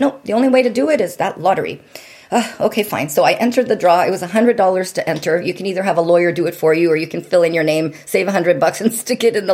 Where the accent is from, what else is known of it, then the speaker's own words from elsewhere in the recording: Windsor, Ontario, Canada; moved away as an adult; now in California, United States; Windsor, Ontario. And if you blink your eyes on a map, you might just miss it